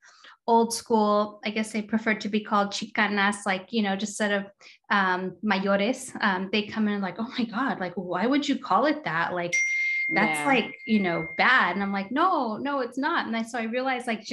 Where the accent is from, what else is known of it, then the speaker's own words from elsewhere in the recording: Torrance, California, United States; I grew up in LA, South Torrance